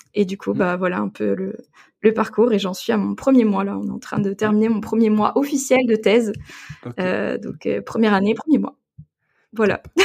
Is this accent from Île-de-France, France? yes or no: no; Gueugnon, Bourgogne-Franche-Comté, France; je viens de Bourgogne. Je suis euh, une enfant euh, de la Saône-et-Loire. J'ai grandi à Guignon